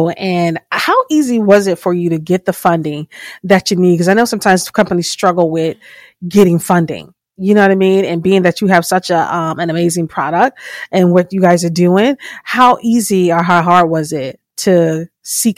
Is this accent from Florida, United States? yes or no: yes; Fort Lauderdale, Florida, United States; now in Maryland, United States; I'm from Fort Lauderdale. I grew up in Florida, Fort Lauderdale, Miami, that whole area.